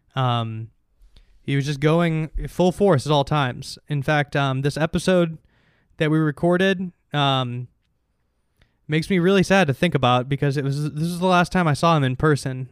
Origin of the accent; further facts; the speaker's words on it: Chicago, Illinois, United States; moved away; I'm from Chicago